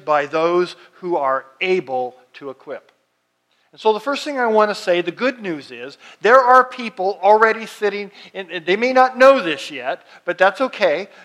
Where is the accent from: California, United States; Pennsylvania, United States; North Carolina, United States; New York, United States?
California, United States; Fresno; I grew up out in the Fresno area